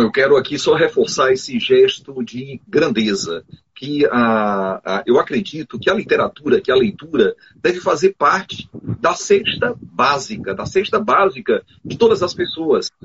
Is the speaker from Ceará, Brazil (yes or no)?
yes; Boa Viagem, Ceará, Brazil; lá do sertão, sou de Boa Viagem